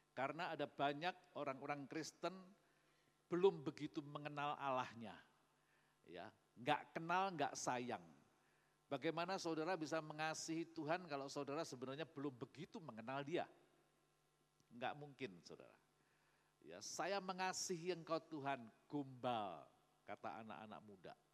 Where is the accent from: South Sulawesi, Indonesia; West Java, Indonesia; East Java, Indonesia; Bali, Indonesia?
East Java, Indonesia; Magetan; born there; Jadi Magetan ini kota kelahiran saya